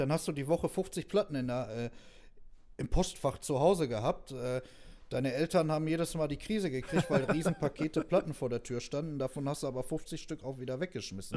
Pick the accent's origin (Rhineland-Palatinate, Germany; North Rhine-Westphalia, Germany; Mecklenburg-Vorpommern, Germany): North Rhine-Westphalia, Germany; Neheim; wir kommen aus Neheim